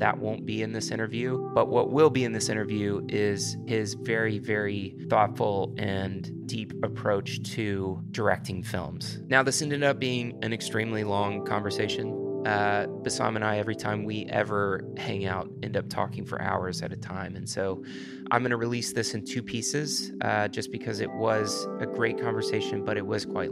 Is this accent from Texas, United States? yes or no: yes; Houston, Texas, United States; We're both from Houston, Texas.